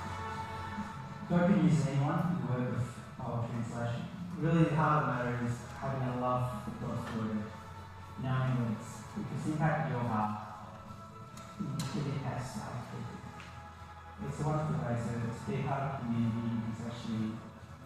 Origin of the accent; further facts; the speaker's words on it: Australia; moved away as an adult; now in Vanuatu; We're both from Australia